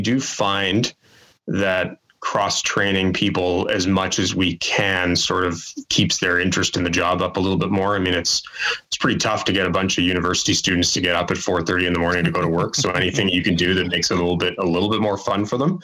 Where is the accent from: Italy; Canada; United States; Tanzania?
Canada; Calgary, Alberta; moved away as an adult; now in Winnipeg, Canada; I grew up in Calgary